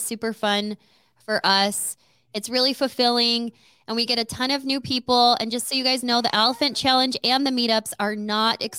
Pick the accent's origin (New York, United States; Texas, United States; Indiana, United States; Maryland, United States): Texas, United States; El Paso; moved away; I am Mexican. And I am from El Paso, Texas. Texas girl